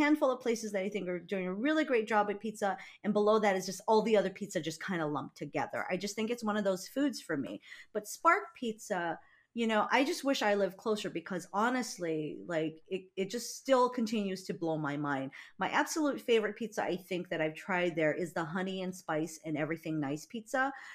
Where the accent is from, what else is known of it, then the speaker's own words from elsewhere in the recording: Big Island of Hawaii, United States; moved away; I'm from the Big Island of Hawaii, and Hilo is on the Big Island